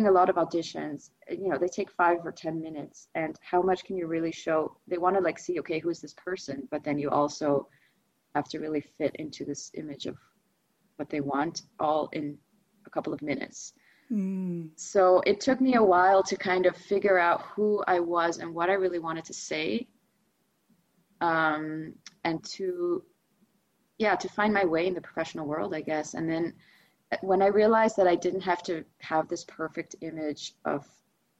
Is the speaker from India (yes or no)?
no; Amsterdam, North Holland, Netherlands; first language Russian; English is a second language; I'm Dutch. I was born and raised in Amsterdam, but I also spoke Russian as my first language